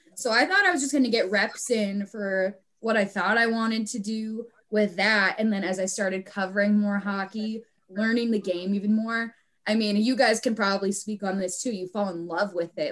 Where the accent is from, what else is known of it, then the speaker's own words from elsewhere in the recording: Minnesota, United States; stay in my home state a little bit longer